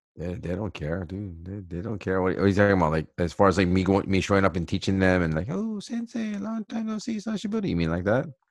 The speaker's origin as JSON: {"language": "English", "region": "Hawaii", "country": "United States", "moved": "as an adult", "lives_now": "Japan", "said": "for us people in Hawaii, uh, I guess we, we do have an Asian background"}